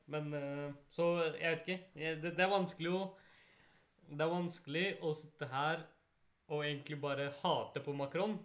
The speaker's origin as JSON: {"language": "Norwegian", "country": "Norway", "said": "vi som mm. muslimer i Norge mm. og som nordmenn"}